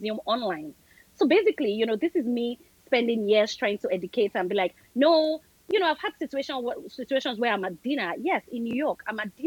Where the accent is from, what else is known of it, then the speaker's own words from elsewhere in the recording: Nigeria; moved away as an adult; also born or lived in Lagos; now in United States; I'm from Nigeria.